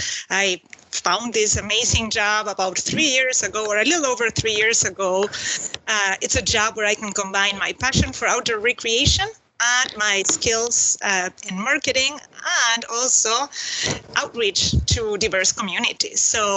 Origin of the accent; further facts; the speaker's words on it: Buenos Aires, Argentina; English is a second language; moved away as an adult; also born or lived in Minnesota; now in Bemidji, United States; I was born and raised in Buenos Aires, Argentina, but finished growing up in this amazing Midwestern state. And this is where I'm from now, really. I moved here in my early 20s